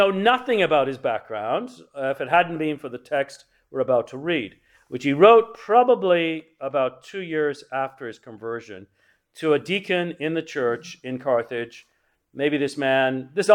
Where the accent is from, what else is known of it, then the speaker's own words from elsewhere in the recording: England, United Kingdom; I was raised in England